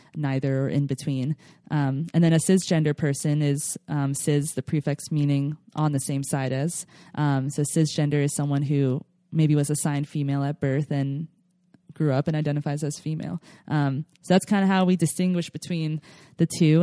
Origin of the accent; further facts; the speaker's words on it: Philadelphia, Pennsylvania, United States; now in California, United States; I grew up in Philadelphia, home of the cheesesteaks